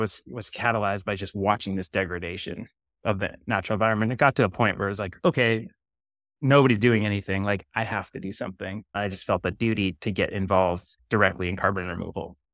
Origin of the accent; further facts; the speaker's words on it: Maine, United States; growing up in Maine